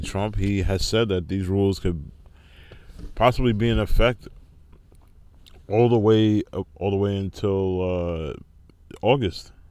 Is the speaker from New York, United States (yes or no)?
yes; Rockland County, New York, United States; my hometown in, uh, Rockland County, New York.